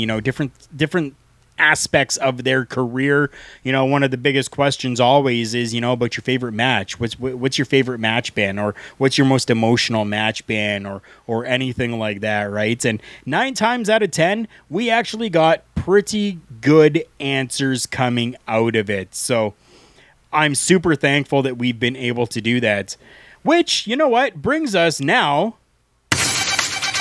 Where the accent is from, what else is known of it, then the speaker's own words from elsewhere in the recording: Canada; We are two Canadian guys